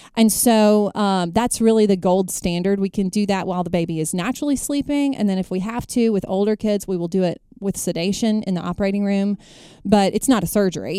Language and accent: English; Jackson, Mississippi, United States; I hail from Jackson, Mississippi. Born and bred in Mississippi